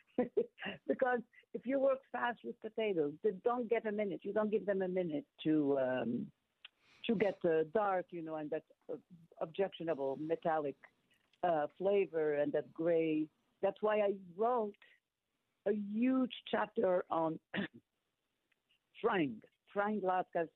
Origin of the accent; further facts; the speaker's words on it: Morocco; moved away; growing up in Morocco